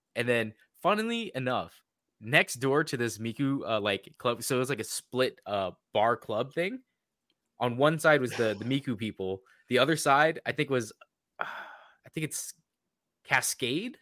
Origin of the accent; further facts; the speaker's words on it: Washington, United States; we're both from Washington